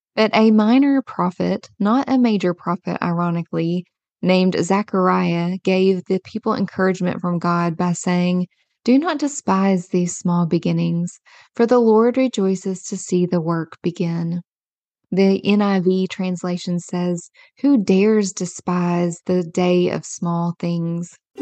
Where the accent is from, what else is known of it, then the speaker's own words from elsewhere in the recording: Kentucky, United States; I was born and raised in a small rural Kentucky town